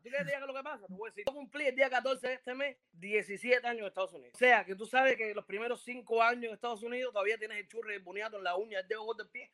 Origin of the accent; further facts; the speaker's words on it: Cuba; moved away as an adult; now in United States; nosotros los cubanos